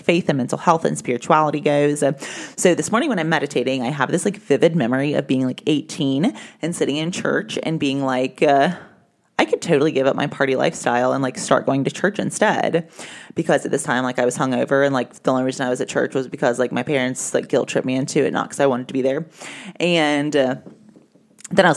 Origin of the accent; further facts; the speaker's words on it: the South, United States; I was raised in the South